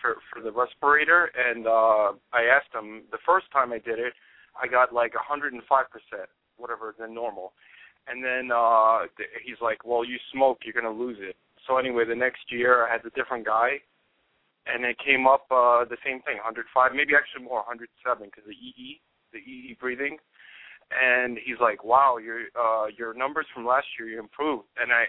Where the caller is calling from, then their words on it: New York, United States; from New York.